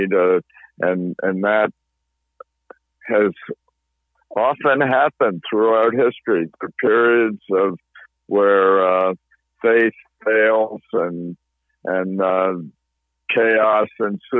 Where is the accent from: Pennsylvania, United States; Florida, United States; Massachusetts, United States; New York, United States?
Massachusetts, United States; I go to a congregational church in my hometown